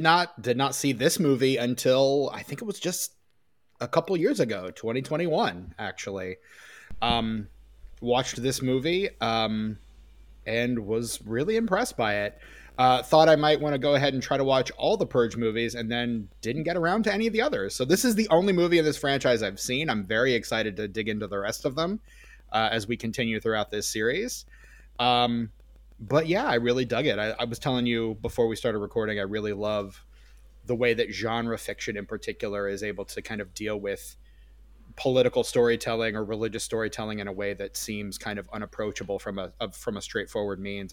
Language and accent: English; Midwest, United States; I'm from the Midwest